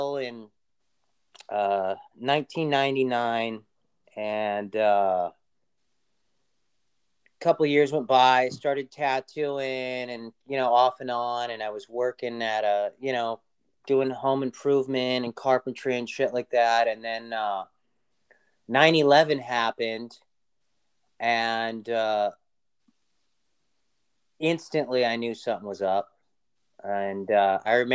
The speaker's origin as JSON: {"language": "English", "town": "Los Angeles", "region": "California", "country": "United States", "tie": "born or raised there", "said": "I grew up in Los Angeles"}